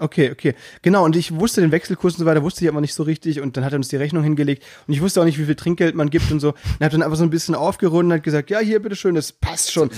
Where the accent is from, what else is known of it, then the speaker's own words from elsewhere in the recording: Müllheim, Baden-Württemberg, Germany; accent: Alemannic; bei uns ähm, in äh, Südbaden, in Müllheim, da redet man ja auch so ein bisschen alemannisch